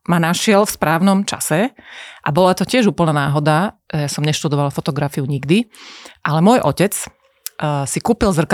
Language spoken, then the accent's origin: Slovak; Košice, Košice Region, Slovakia; Že ja som mala 14, došli sme s mamou z Košíc na vlaku a ty si nás fotila v nejakom byte.